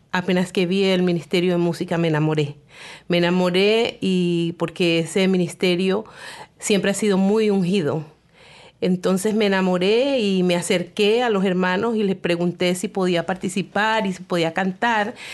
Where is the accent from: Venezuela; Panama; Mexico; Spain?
Panama; Bueno, oh, yo soy de Panamá.